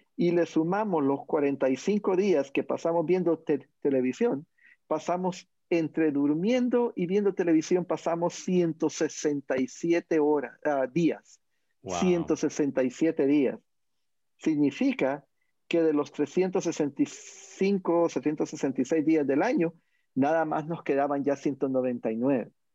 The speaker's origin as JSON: {"language": "Spanish", "country": "Honduras", "said": "en mi país, Honduras"}